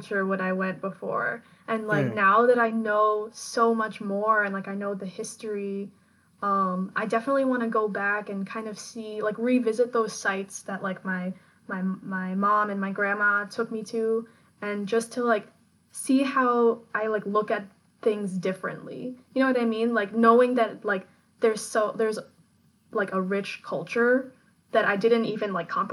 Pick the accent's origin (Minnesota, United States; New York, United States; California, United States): New York, United States; Long Island, Nassau County; I was born and raised here on Long Island, Nassau County.